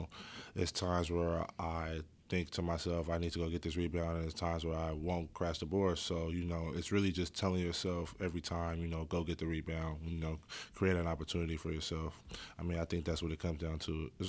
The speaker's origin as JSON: {"language": "English", "town": "Oakland", "region": "California", "country": "United States", "tie": "born or raised there", "said": "I love Oakland, man. Every time I go back, I never want to leave."}